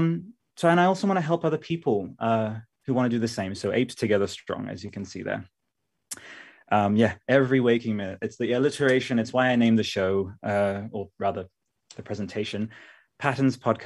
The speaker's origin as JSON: {"language": "English", "town": "Canberra", "region": "Australian Capital Territory", "country": "Australia", "said": "I am from Canberra"}